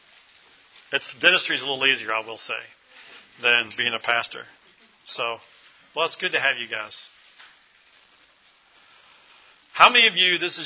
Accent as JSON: {"language": "English", "town": "Louisville", "region": "Kentucky", "country": "United States", "tie": "born or raised there", "said": "this is my hometown, Louisville, Kentucky"}